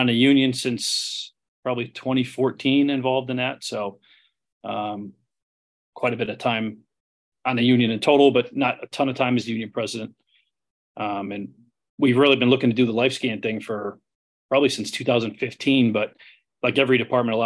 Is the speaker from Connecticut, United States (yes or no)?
yes; Connecticut, United States; also born or lived in Cape Cod; I grew up in Connecticut, wanted to be a fireman since I was a kid